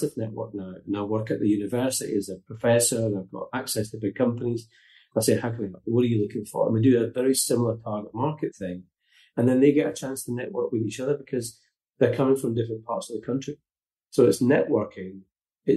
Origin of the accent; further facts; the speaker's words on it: Glasgow, Scotland, United Kingdom; moved away as an adult; also born or lived in North West England; now in Portugal; I'm from Glasgow, working class kid